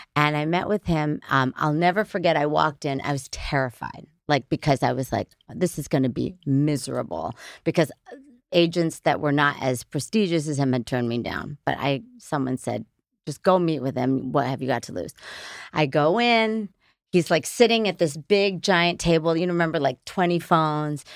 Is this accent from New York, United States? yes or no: yes; Middletown, New York, United States; I was born in Middletown, New York